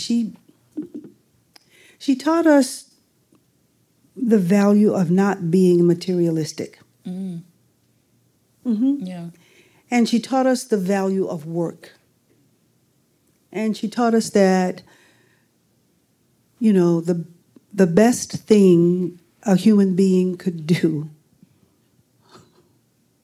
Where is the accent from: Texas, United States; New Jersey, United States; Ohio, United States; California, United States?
Texas, United States; Houston; moved away; I'm growing up in Houston, Texas